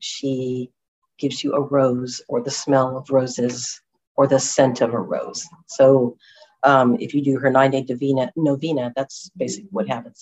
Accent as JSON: {"language": "English", "town": "Huntington Beach", "region": "California", "country": "United States", "moved": "yes", "said": "I'm originally from Orange County in Huntington Beach"}